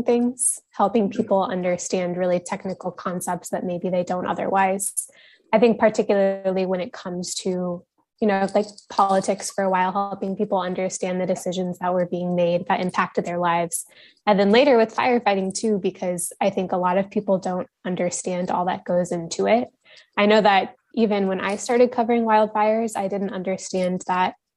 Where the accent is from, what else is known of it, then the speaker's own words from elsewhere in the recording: Nebraska, United States; moved away as an adult; also born or lived in San Francisco, California; I grew up in Nebraska, and my first job out of college was at the San Francisco Chronicle in California